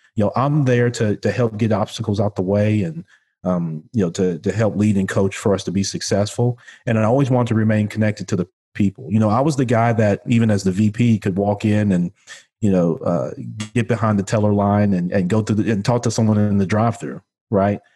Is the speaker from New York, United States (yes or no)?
no; Memphis, Tennessee, United States; also born or lived in Chicago, Illinois; I was born in Chicago, Illinois, but I grew up here in Memphis, Tennessee, which, uh, where I'm currently am, uh, now